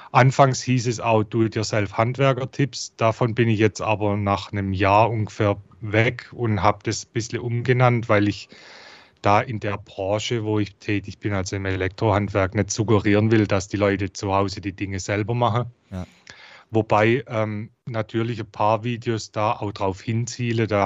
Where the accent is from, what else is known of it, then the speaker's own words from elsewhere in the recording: Heilbronn, Baden-Württemberg, Germany; accent: Swabian; Ich komme aus Heilbronn, wie man unschwer erkennen kann an meinem Dialekt aus dem Schwabenländle.